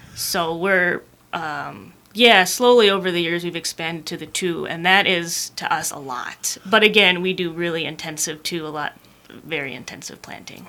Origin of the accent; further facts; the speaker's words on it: Calumet, Michigan, United States; moved away as an adult; also born or lived in Colorado; I'm from Calumet originally